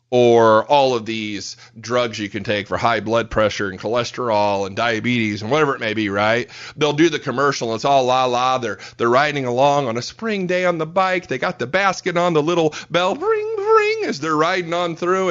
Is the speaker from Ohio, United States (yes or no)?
no; Fort Wayne, Indiana, United States; moved away as an adult; now in Fort Worth, United States; born and raised in Fort Wayne, Indiana. So I'm a Hoosier by birth, moved down to Fort Worth, Texas three years ago